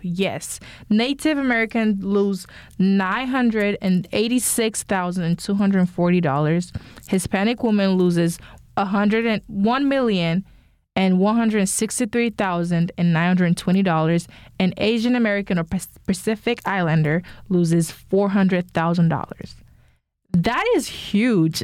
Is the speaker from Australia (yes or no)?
no; Nigeria; I'm Nigerian as well